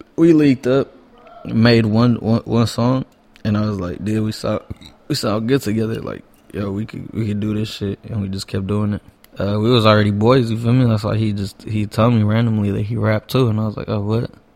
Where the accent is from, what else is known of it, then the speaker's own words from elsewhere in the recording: Los Angeles, California, United States; also born or lived in Hawthorne, California; I pretty much grew up in East Hollywood my whole life